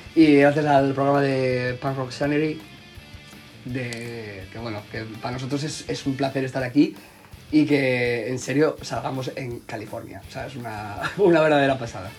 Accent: Gijón, Asturias, Spain; somos un grupo de Gijón, de Asturias, de la zona norte de España

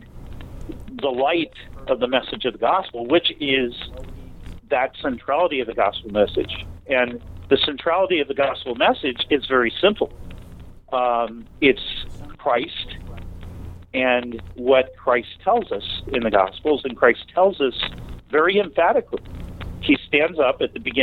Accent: San Francisco, California, United States; I grew up in San Francisco, California

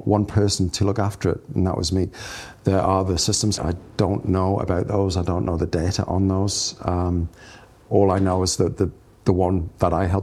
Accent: Chopwell, North East England, United Kingdom; accent: Geordie; also born or lived in Scotland; now in New Zealand; I'm from a place called Chopwell, which is in the northeast of England

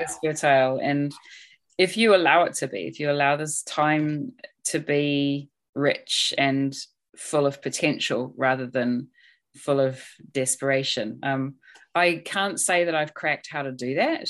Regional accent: New Zealand; moved away as an adult; also born or lived in United Kingdom; I'm a New Zealander, but I left this country when I was 23 years old. So to come back in my 40s

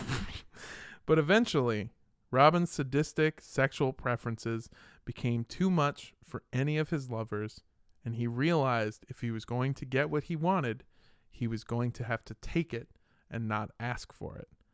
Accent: California, United States; I grew up in California

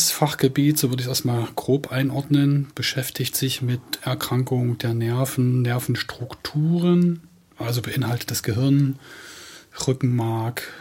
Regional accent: Halle, Saxony-Anhalt, Germany; now in Leipzig, Germany; Ich komme hier ursprünglich aus Halle, habe hier in Halle studiert, habe in der Klinik für Neurologie hier im Uniklinikum meine Ausbildung absolviert, lange hier gearbeitet und bin vor vier Jahren nach Leipzig gewechselt

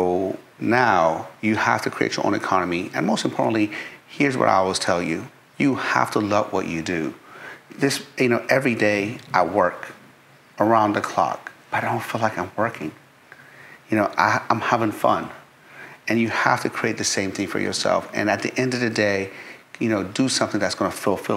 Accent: Tehran, Tehran Province, Iran; I was born in Tehran, Iran, capital city. And when I was three, we went to war with Iraq

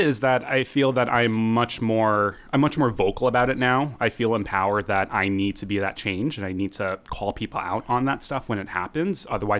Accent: New York, United States; now in Seattle, United States; I grew up in New York

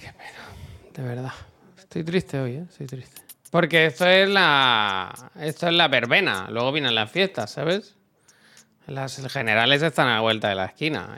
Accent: Santa Coloma, Catalonia, Spain; moved away; a Santa Goloma porque yo había nacido allí

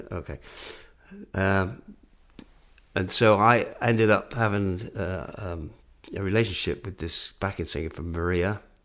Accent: England, United Kingdom; moved away; where you from?" And I went, "England."

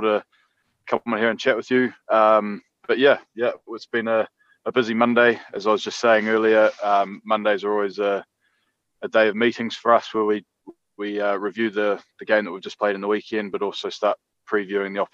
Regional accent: Christchurch, Canterbury, New Zealand; moved away as an adult; now in England; born and bred in New Zealand in Christchurch, which is in the South Island of New Zealand

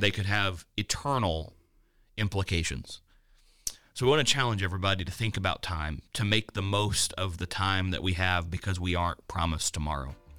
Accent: Danville, Kentucky, United States; my hometown of Danville, Kentucky

